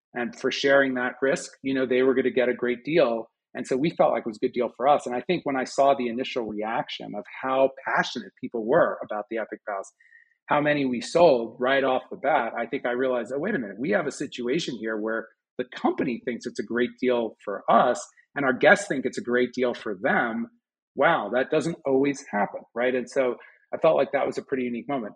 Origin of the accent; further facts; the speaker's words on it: Westchester, just outside New York City, United States; moved away as an adult; now in Boulder, United States; I grew up just outside of New York City in Westchester